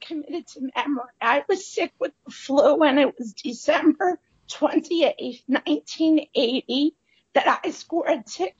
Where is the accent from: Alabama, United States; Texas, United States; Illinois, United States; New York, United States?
New York, United States; Bronx; Okay, so I'm a Bronx native, formerly of the neighborhood known as Norwood, that's in the North Bronx